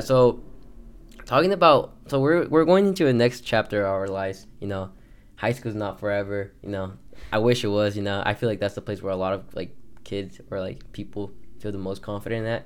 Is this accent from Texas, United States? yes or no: yes; Texas, United States; now in Colorado, United States; I grew up in Texas